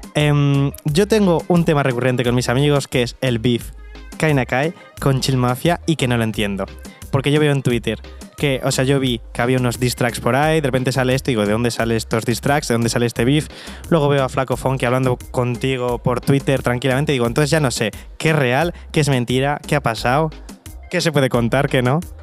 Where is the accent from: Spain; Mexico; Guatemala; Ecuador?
Spain; Bilbao, Basque Country; yo que soy de Bilbao